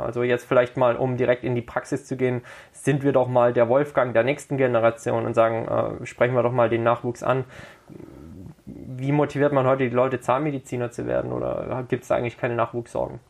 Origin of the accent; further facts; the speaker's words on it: Herrenberg, Baden-Württemberg, Germany; Herrenberg meine Herzensstadt, meine Geburtsstadt